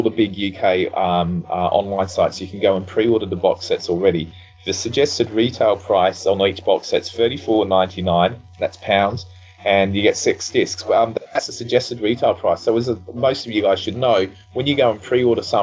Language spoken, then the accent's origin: English; Australia; now in United Kingdom; I grew up in Australia